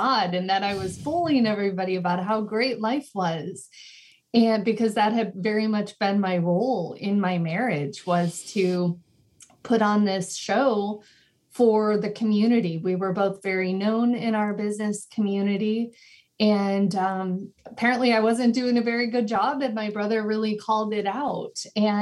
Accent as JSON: {"language": "English", "region": "California", "country": "United States", "tie": "born or raised there", "also_born_or_lived": "Chicago, Illinois", "said": "moved to California when I was about 9 years old, and I was actually raised by my dad"}